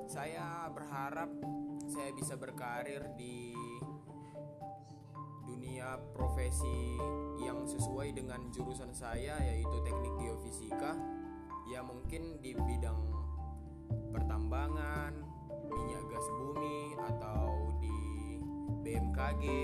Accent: Pematangsiantar, North Sumatra, Indonesia; saya asal Pematang Siantar.

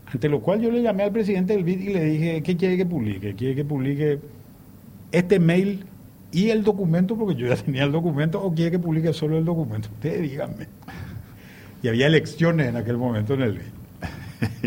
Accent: Paraguay; somos 7 millones de paraguayos, o más de 7 millones de paraguayos

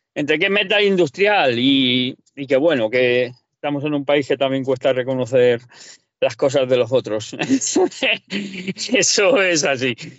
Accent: Valencian Community, Spain; now in Murcia, Spain; yo no hablo, valenciano, soy de Parla Valencia

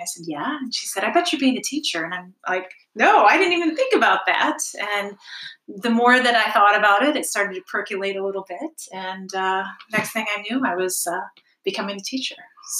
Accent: Alpena, Michigan, United States; my parents moved here when I was like 5.

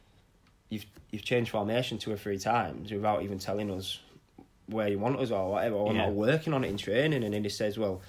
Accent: Scarborough, Yorkshire and the Humber, United Kingdom; captaining my hometown club

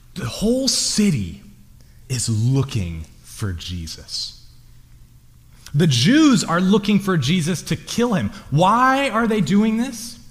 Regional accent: Lompoc, California, United States; I'm from Lompoc

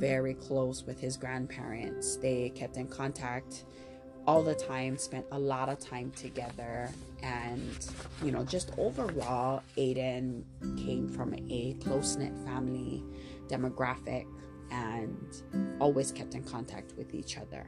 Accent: Maui, Hawaii, United States; I'm born and raised on Maui, and I am a true and true Hawaii local girl

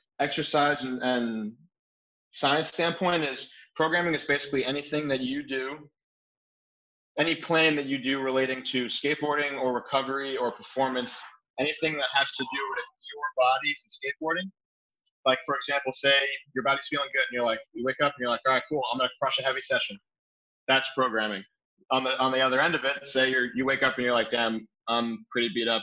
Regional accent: New Jersey, United States; moved away as an adult; now in Phoenix, United States; I grew up skateboarding in New Jersey

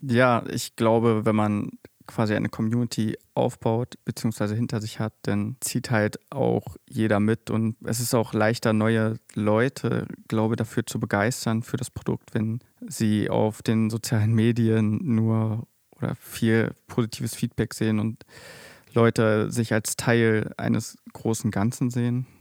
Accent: near Magdeburg, Saxony-Anhalt, Germany; Ich komme nämlich auch aus der Nähe von Magdeburg.

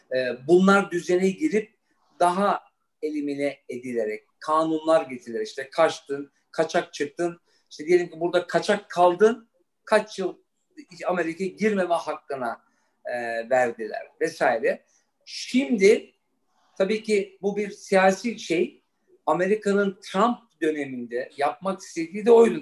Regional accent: Frankfurt, Hesse, Germany; moved away; also born or lived in New York; ben Almanya doğumluyum. Frankfurt'ta doğdum, büyüdüm.

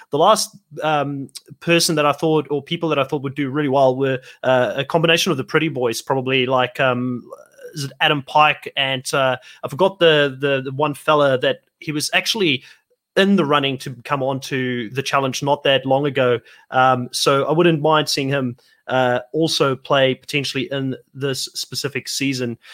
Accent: South Africa; also born or lived in United States; I am from South Africa

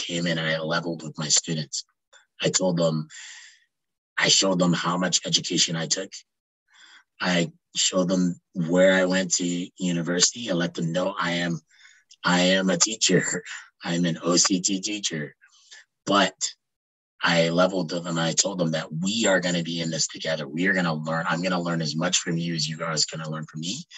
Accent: Ontario, Canada; also born or lived in Quebec; I came back to where I grew up in Ontario

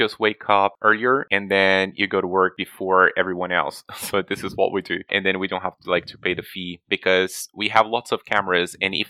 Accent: Carapicuíba, São Paulo, Brazil; moved away; also born or lived in London; So I lived in Carapicuíba

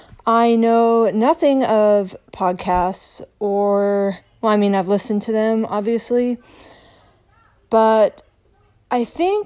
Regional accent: Salt Lake City, Utah, United States; now in Maryland, United States; But I live in Maryland. I'm from Salt Lake City. I have lived all over the world.

